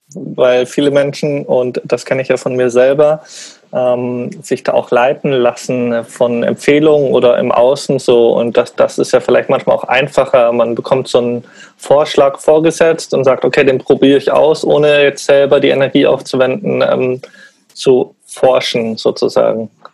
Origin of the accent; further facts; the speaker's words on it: Munich, Bavaria, Germany; in Bayern oder in München, wo ich aufgewachsen bin